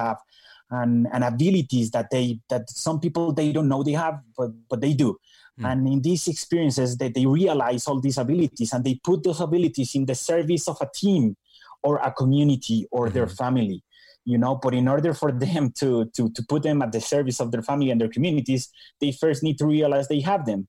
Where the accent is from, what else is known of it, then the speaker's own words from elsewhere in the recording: Bogota, Colombia; moved away as an adult; also born or lived in Minnesota, United States; I was born and raised in Bogota, Colombia